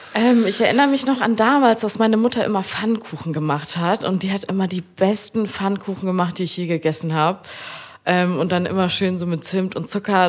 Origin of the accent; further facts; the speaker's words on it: Frankfurt, Germany; now in Kiel, Germany; ich wohne in Kiel, komme aber aus Frankfurt